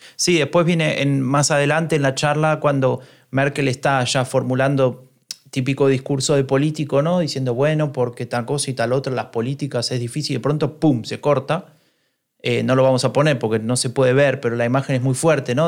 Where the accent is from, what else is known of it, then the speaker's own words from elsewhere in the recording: Argentina; now in Germany; siendo argentino